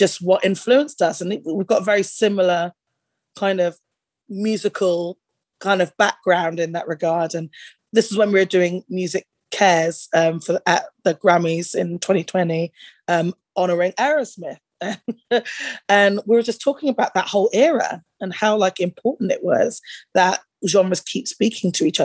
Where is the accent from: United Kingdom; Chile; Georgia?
United Kingdom; growing up in that era in the UK